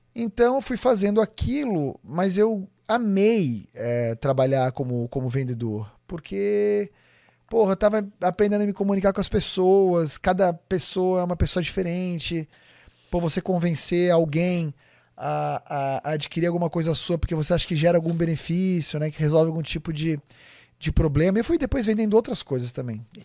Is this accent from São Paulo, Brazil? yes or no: yes; São Paulo, Brazil; Eu nasci em São Paulo, aqui no, no na região de, da, da Vila Mariana, Vila Clementino, por ali